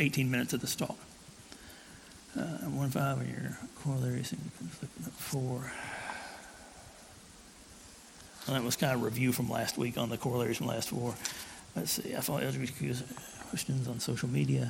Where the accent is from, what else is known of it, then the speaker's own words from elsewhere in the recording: Tullahoma, Tennessee, United States; I grew up in Tullahoma, Tennessee, about halfway between Chattanooga and Nashville